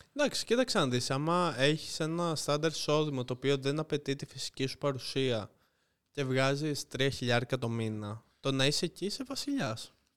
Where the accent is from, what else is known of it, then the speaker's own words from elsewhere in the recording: Lefkada, Ionian Islands, Greece; είμαι από Λευκάδα